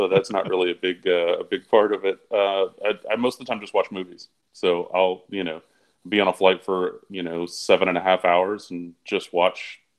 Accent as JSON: {"language": "English", "town": "Gallatin", "region": "Tennessee", "country": "United States", "tie": "born or raised there", "also_born_or_lived": "Carbondale, Illinois", "lives_now": "Nashville, United States", "said": "So I'm from the Nashville area originally. I grew up in Gallatin on a cattle farm, believe it or not."}